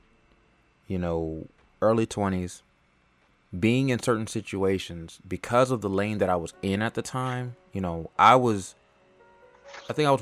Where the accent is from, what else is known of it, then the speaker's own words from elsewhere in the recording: Los Angeles, California, United States; moved away; also born or lived in Atlanta, Georgia; I was born and raised in California, L.A.